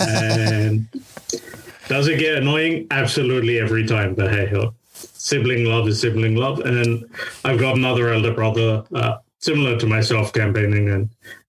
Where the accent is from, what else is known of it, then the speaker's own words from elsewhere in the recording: London, United Kingdom; I am born and raised in London, UK